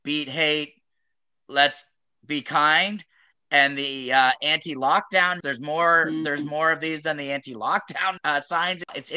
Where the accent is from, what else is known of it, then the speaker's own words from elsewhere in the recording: Waterloo, Ontario, Canada; I grew up in Waterloo 40 years ago.